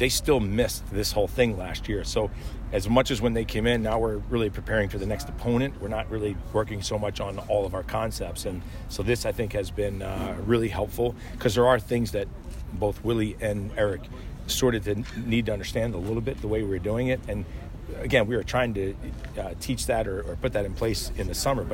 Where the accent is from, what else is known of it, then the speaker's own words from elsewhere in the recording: 20 minutes from Philadelphia, New Jersey, United States; now in Kansas City, United States; I grew up, you know, 20 minutes from Philly